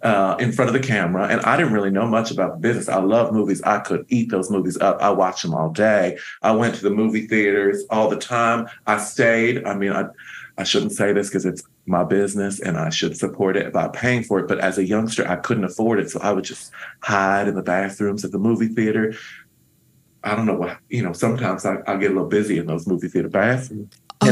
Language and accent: English; the South, United States; now in Los Angeles, United States; I'm from the South originally. Mm-hmm. And I moved here as a young homosexual because there wasn't a place for me there.